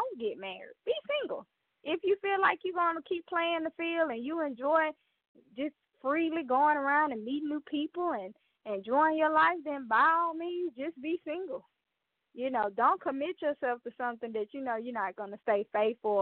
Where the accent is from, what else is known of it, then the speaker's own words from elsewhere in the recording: the South, United States; I'm from the South